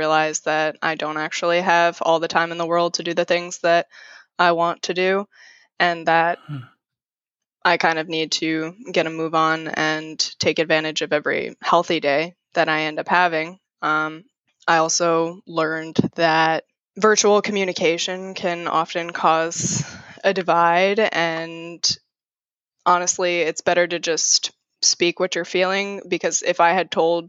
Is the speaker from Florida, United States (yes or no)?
yes; Palm Beach County, Florida, United States; now in Red Bank, United States; I grew up in Palm Beach County, Florida.